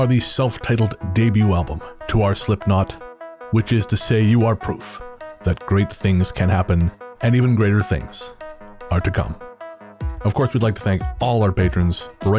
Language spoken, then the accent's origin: English; Cresco, Iowa, United States; I was 15 years old, walking my newspaper delivery route in Cresco, Iowa. Basically, I grew up in Cresco